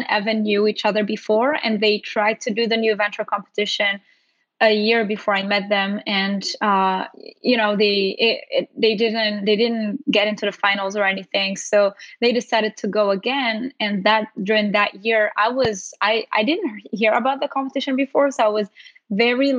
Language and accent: English; Morocco; moved away as an adult; now in United States; I'm originally from Morocco and came here for college